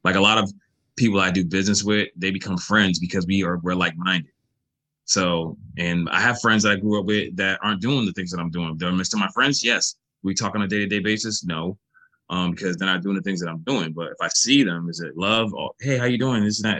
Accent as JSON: {"language": "English", "country": "United States"}